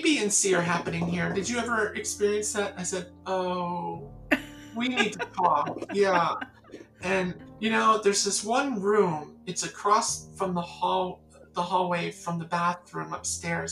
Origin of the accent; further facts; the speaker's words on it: the Catskills, New York, United States; I'm from a place you wouldn't know. Just try me." I said, "The Catskills.